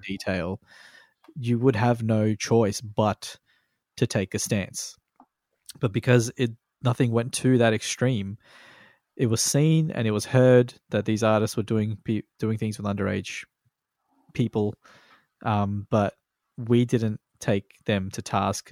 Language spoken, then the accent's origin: English; Australia; born or raised there